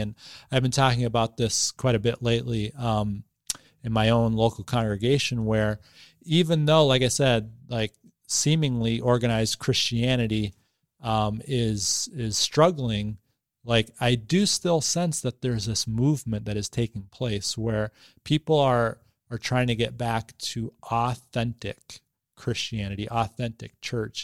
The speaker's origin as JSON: {"language": "English", "town": "Boston", "region": "Massachusetts", "country": "United States", "tie": "born or raised there", "also_born_or_lived": "New Hampshire", "moved": "as an adult", "lives_now": "Bangor, United States", "said": "I was raised in the Boston area"}